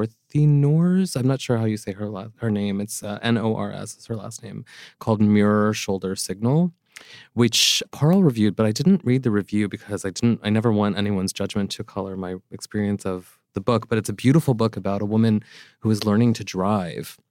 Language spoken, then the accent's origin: English; East Coast, United States; I'm from the East Coast.